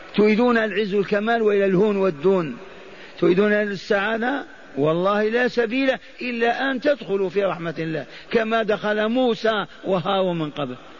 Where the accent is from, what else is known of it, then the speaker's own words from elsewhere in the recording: Hejaz, Saudi Arabia; قبيلة حرب عندنا في الحجاز